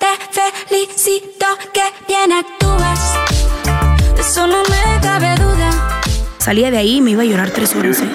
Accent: Navojoa, Sonora, Mexico; soy sonorense, orgullosamente de Navojoa, Sonora

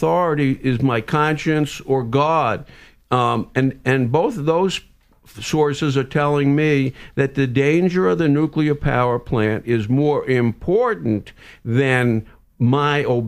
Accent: New York City, New York, United States; moved away; also born or lived in New Jersey; I grew up in Brooklyn and then New Jersey

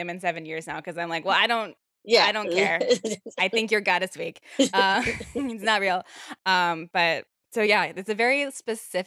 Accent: Virginia, United States; I'm from Virginia

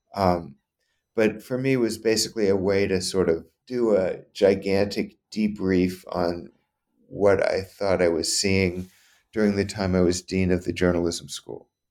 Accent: New Orleans, Louisiana, United States; moved away; I grew up in Louisiana.

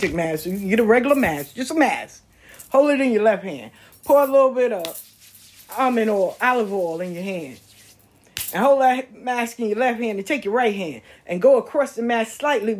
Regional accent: the South, United States; I'm from the South

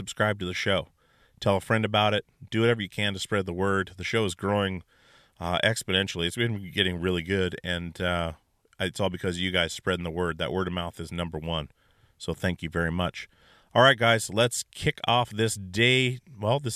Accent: Alaska, United States; I'm from Alaska

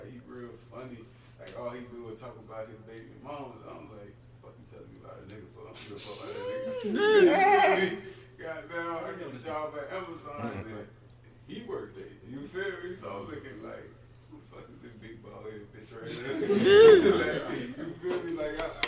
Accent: Savannah, Georgia, United States; you from Savannah? Yeah, born and raised

